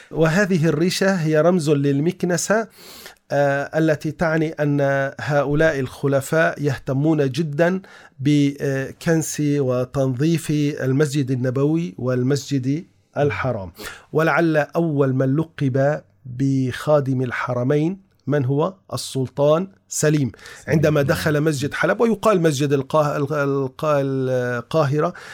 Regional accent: Istanbul, Turkey; ما زال متوارثا الى الان عندنا في تركيا في آه، اسطنبول يوجد مكان اسمه الخرقة الشريفة

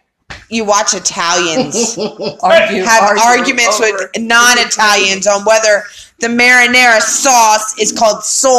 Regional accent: Chincoteague, Virginia, United States; Now, see, I'm from Virginia. I was born and raised. Chincoteague, Virginia.

